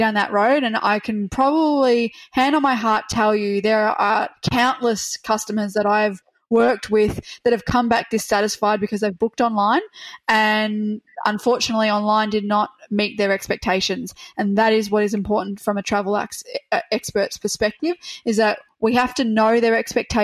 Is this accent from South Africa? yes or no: no; Melbourne, Victoria, Australia; I'm from Melbourne